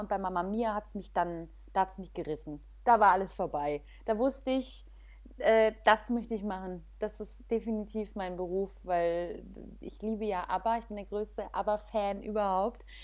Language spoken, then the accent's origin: German; Weinheim, Baden-Württemberg, Germany; moved away; Ich bin aufgewachsen in Weinheim. Also dort Schön. auch geboren und aufgewachsen